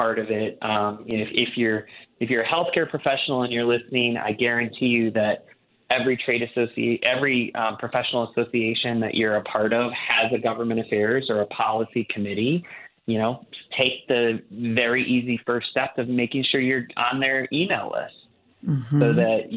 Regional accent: Wisconsin, United States; growing up in Wisconsin

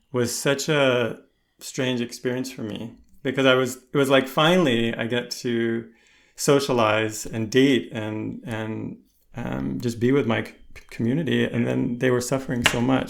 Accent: United States; moved away; also born or lived in Connecticut; I grew up in, in the, on the East Coast, around New York City

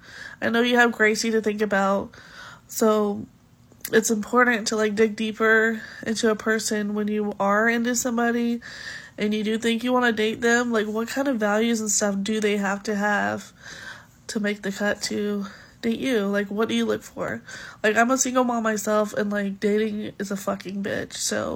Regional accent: North Carolina, United States; I'm from North Carolina, and I'm obsessed with the Josh Terry podcast.

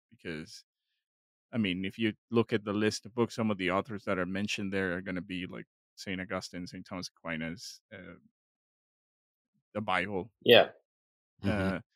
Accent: Mexico; moved away; growing up in Mexico

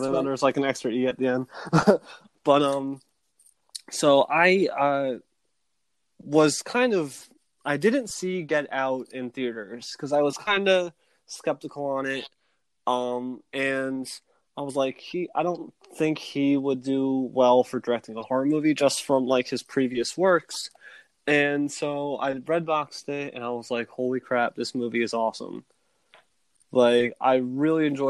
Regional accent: New Jersey, United States; I'm from Jersey, so we don't talk like that down here.

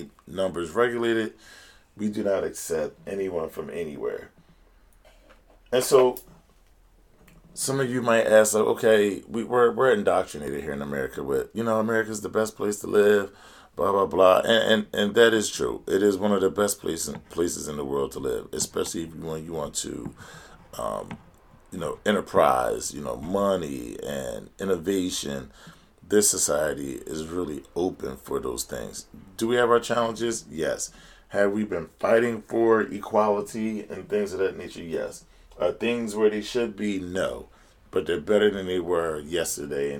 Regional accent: United States; as an American citizen

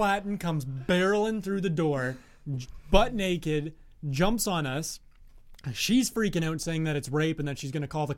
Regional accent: Australia; me being Australian

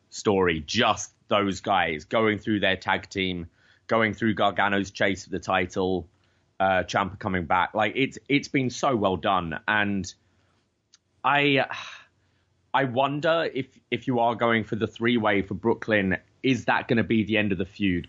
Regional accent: London, United Kingdom; now in Canada; I was like, "Oh, London, England

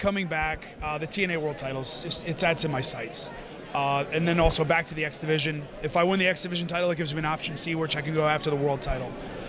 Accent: Northeast, United States; I grew up in the Northeast.

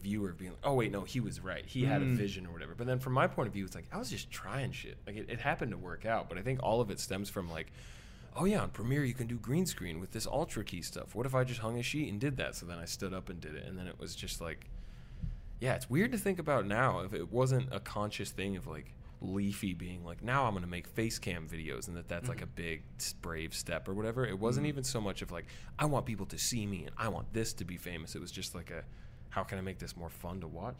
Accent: Midwest, United States; accent: Midwestern; my like Midwestern accent definitely comes out, which I didn't even think I had one

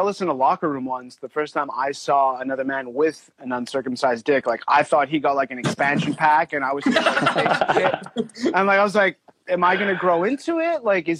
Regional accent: Canada; because I'm from Canada

